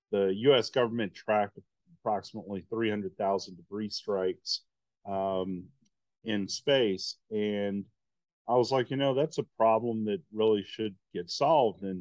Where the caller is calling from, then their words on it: New Hampshire, United States; Uh, we're based out of New Hampshire.